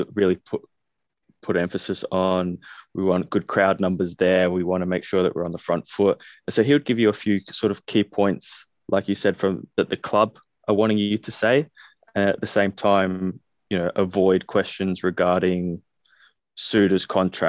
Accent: Australia; accent: Australian; moved away; growing up in Australia

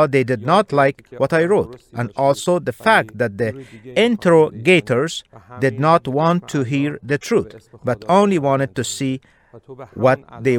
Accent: Iran; born there; When I was born in Iran, my family, like every other Muslim family in Iran, was Muslim by inheritance

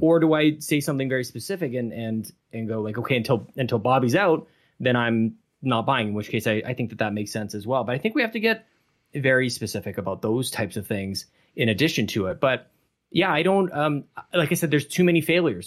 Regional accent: Canada; we're all Canadian

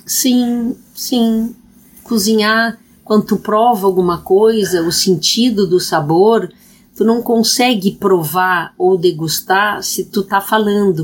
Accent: Rio Grande do Sul, Brazil; eu sou gaúcha

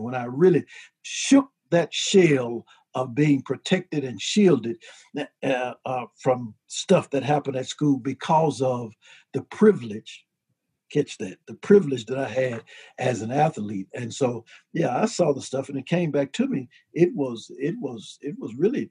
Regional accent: Memphis, Tennessee, United States; I was born and raised in Memphis, Tennessee

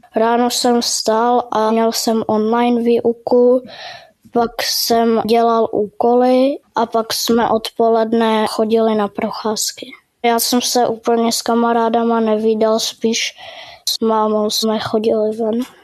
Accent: Prague, Czechia; jsem z Prahy a chodím do třetí třídy

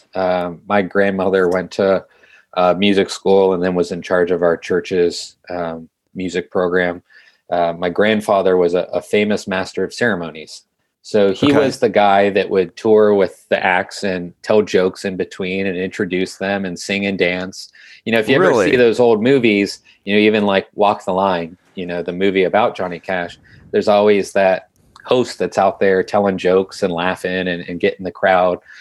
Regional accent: Youngstown, Ohio, United States; growing up in Youngstown

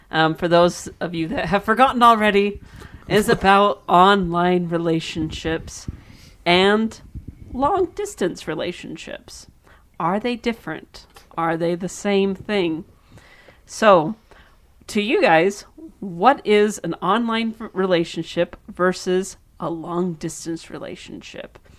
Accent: Canada; Yeah, I'm Canadian.

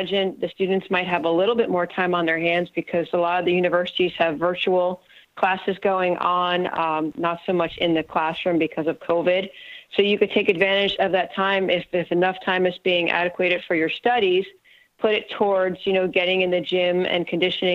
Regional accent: New Jersey, United States; moved away as an adult; also born or lived in Morehead, Kentucky; I went to Morehead State and I was from New Jersey, so I was a good 9.5 hours away from home.

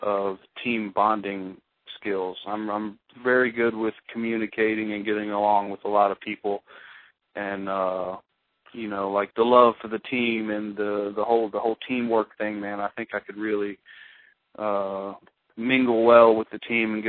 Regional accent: United States; I grew up in America

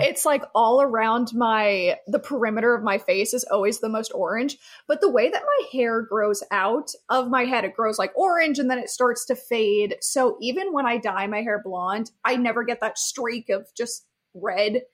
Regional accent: Key Largo, Florida, United States; growing up in Key Largo, Florida

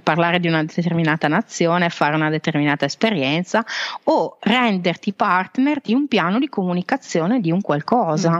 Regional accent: Veneto, Italy; also born or lived in Switzerland; now in Carpi, Italy; io sono veneta okay. di origine, ho vissuto in Svizzera

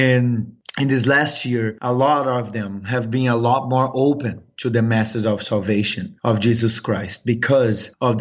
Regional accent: São Paulo, Brazil; moved away as an adult; now in United States; I'm actually from Brazil. I'm from São Paulo, Brazil. But I got to the U.S. 12 years ago through soccer.

